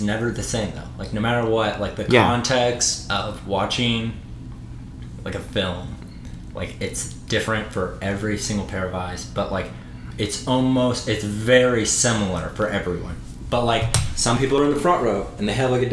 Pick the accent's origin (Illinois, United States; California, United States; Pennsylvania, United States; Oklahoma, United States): Oklahoma, United States; Stillwater; moved away as an adult; also born or lived in Texas / Portland, Oregon; I grew up in Stillwater.